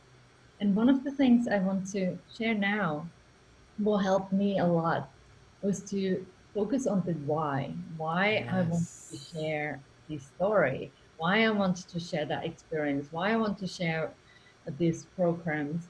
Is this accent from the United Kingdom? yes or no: no; Finland; English is a second language; now in Spain; I'm from Finland originally and now living in Spain